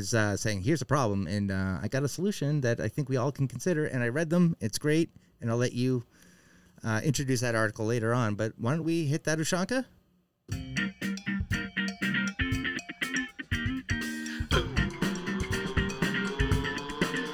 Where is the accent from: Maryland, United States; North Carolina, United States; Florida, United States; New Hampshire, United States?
New Hampshire, United States; moved away; I came from a middle-class town up in New Hampshire where not everyone went to college